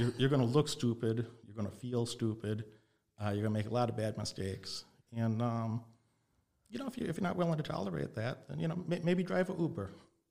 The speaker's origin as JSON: {"language": "English", "region": "Illinois", "country": "United States", "tie": "born or raised there", "also_born_or_lived": "Las Vegas, Nevada", "said": "I was raised in Illinois, in Nevada, back and forth in Las Vegas and Illinois a lot of my childhood."}